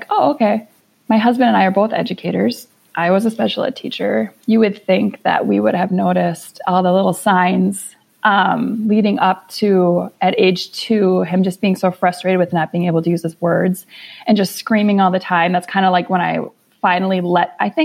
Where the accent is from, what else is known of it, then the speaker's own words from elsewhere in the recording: Minnesota, United States; We're from Minnesota